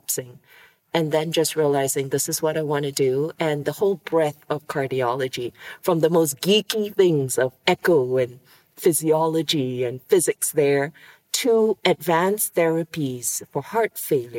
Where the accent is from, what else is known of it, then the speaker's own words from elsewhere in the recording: Singapore; I was born in Singapore, tiny little island city state that you would miss on a map.